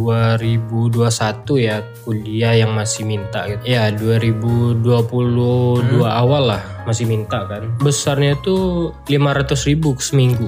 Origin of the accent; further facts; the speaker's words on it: Sijunjung, West Sumatra, Indonesia; moved away; Di kota kecil di daerah Sumatera Barat, Si Junjung namanya.